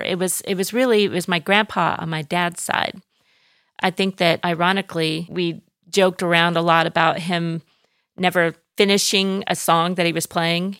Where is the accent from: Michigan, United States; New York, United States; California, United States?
California, United States; Orange; moved away as an adult; now in Athens, Greece; raised in Southern California, in Orange County, Orange, California, the, the city of Orange